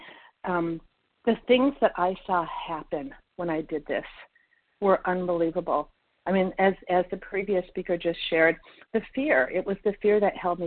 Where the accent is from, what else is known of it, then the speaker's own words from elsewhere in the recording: Minnesota, United States; also born or lived in Florida; we're from Minnesota